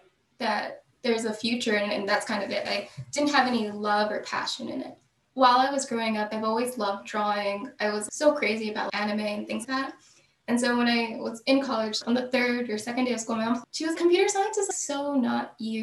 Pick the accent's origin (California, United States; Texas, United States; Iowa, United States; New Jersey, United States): New Jersey, United States; South Central; also born or lived in Bronx, New York; I was born in the Bronx, but after age 7, I moved to New Jersey, South Central New Jersey